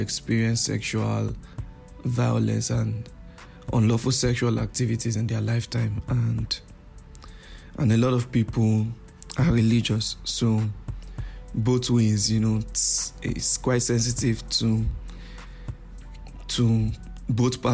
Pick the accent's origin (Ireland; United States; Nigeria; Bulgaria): Nigeria; I'm a Nigerian